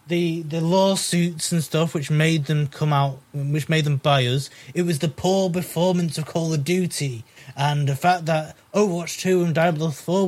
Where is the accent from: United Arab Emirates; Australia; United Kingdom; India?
United Kingdom; We're British